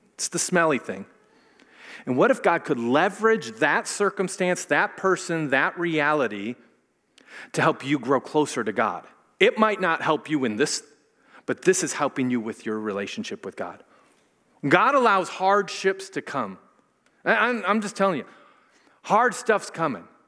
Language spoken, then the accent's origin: English; Minnesota, United States; I'm from Minnesota, and I went to a lot of Lutheran schools and junior colleges and things